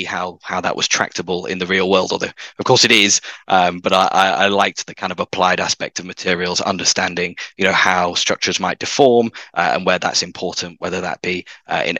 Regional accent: Manchester, North West England, United Kingdom; also born or lived in Cambridge; So I grew up in the north of England, as some of your listeners may be able to tell from my accent. So in Manchester

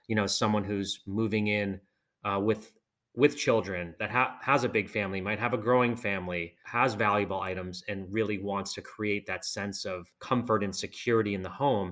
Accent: outside of Boston, Massachusetts, United States; I grew up outside of Boston

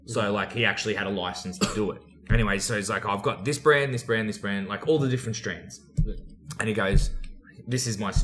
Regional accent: Australia; accent: Aussie; where are you from? I said, Australia.

